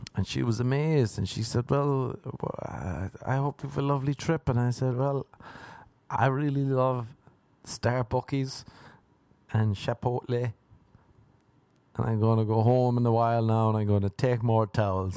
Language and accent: English; Ireland; now in Los Angeles, United States; I'm from Ireland